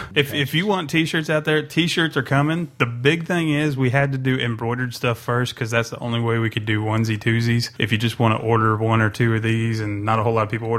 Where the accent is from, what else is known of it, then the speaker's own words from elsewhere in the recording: Texas, United States; moved away; But I get to go back to Texas. That's my home state.